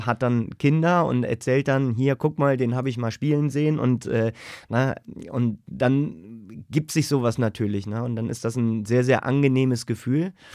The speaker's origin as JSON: {"language": "German", "town": "Königswinter", "region": "North Rhine-Westphalia", "country": "Germany", "tie": "born or raised there", "also_born_or_lived": "Siegburg / Düsseldorf", "said": "ich bin in Siegburg geboren, Königswinter aufgewachsen."}